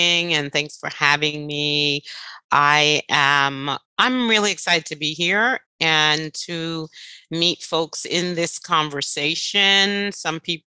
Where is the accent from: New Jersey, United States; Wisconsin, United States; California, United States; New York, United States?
New York, United States; New York City